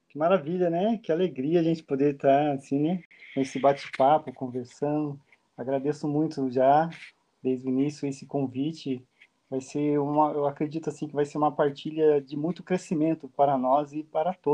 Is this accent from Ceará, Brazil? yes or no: no; São José dos Campos, São Paulo, Brazil; now in Campinas, Brazil; nós estamos morando em Campinas, mas nós somos natural de São José dos Campos, né?